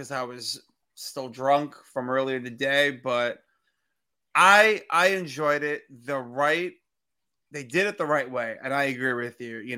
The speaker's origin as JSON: {"language": "English", "town": "New York City", "region": "New York", "country": "United States", "tie": "born or raised there", "said": "where I am currently filming and recording this episode"}